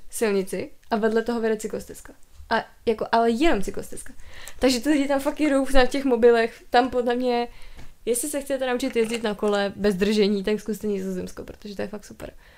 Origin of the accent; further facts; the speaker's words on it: Czechia; jsem se narodila v Česku